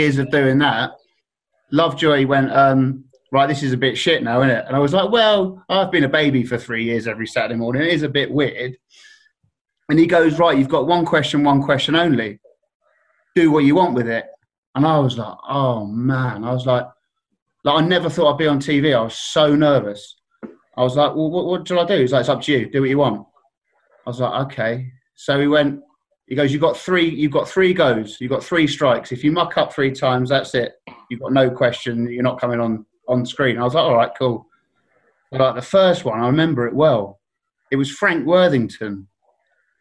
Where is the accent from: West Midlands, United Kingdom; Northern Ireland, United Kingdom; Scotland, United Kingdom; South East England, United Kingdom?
South East England, United Kingdom; Surrey; also born or lived in Cobham; I'm from Surrey